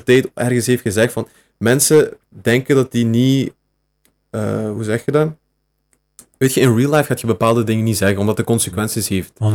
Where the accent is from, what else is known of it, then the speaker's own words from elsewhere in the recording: Beringen, Flanders, Belgium; now in Bilzen, Belgium; ik woon nu in Bilzen. Maar ik ben afkomstig van Beringen.